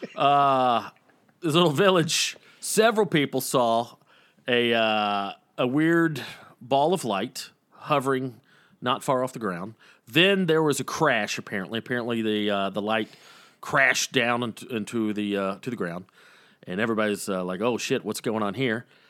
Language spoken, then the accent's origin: English; the South, United States; growing up in the South